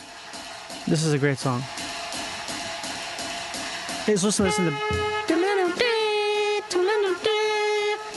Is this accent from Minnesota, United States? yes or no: yes; Rochester, Minnesota, United States; I grew up in Rochester, Minnesota. There's zero culture there.